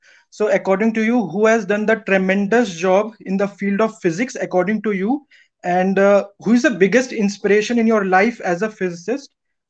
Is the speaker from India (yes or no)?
yes; Darbhanga, Bihar, India; now in Gurgaon, India; I'm from Bihar, sir. Darbhanga.